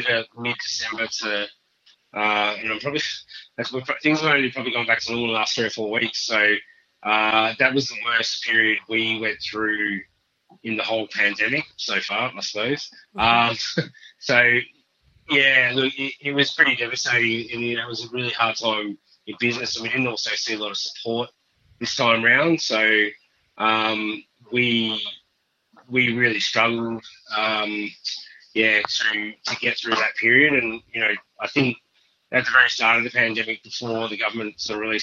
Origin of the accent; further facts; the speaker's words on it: country Victoria, Australia; also born or lived in Margaret River, Western Australia; now in Alice Springs, Australia; I grew up in Victoria, in country Victoria for most of my life